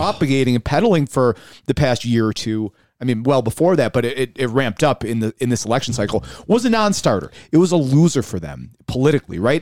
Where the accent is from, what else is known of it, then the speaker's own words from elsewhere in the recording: Buffalo, New York, United States; growing up in South Buffalo, West Seneca is right there